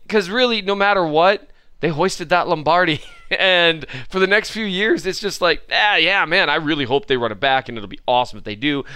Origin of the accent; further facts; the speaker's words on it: Minnesota, United States; I am from Minnesota